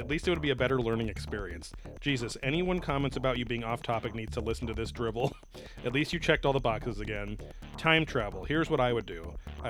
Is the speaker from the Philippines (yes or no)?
yes; Philippines; I'm Filipino.